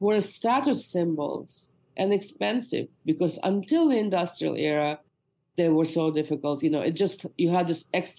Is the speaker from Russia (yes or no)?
yes; Moscow, Russia; now in United States; my mother has just made a big pot of borscht for me, which is a beet soup that I grew up eating in Moscow